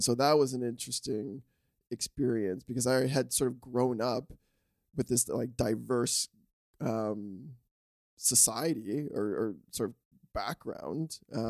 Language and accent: English; Scarborough, Ontario, Canada; growing up kind of where I grew up in Scarborough, there was a lot of different cultures and diverse cultures.